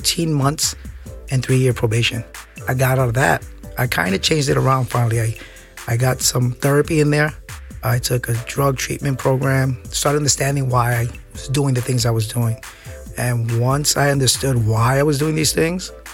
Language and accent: English; New York City, New York, United States; I'm from New York City, born and raised, Midtown Manhattan